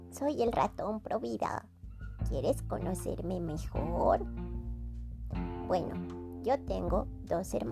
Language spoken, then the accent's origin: Spanish; Guadalajara, Jalisco, Mexico; also born or lived in Playa del Carmen, Quintana Roo; Yo nací en Playa del Carmen, Quintana Roo, pero después nos venimos a vivir acá, a Guadalajara.